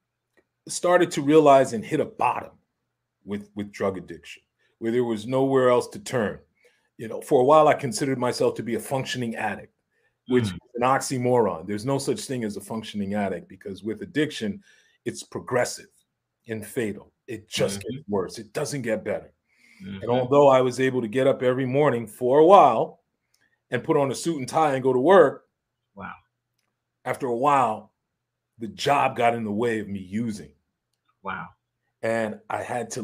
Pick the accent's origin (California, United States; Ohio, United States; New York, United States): New York, United States; New York City; growing up in Harlem